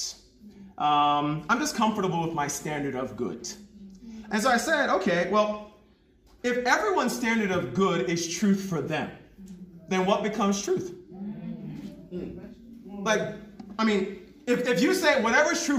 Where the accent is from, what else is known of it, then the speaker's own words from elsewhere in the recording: New York, United States; moved away as an adult; also born or lived in Jamaica / Lagos, Nigeria; now in South Africa; I come from Jamaica. My family comes from Jamaica. I was born in New York.